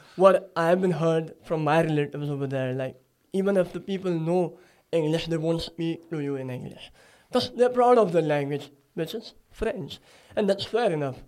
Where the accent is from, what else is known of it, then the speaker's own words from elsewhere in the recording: Surat, Gujarat, India; moved away as an adult; now in Gold Coast, Australia; I come from Surat, so it's like not a crowded city